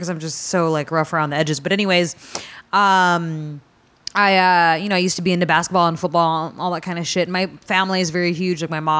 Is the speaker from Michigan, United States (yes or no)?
no; Northern California, United States; because I'm from Northern California.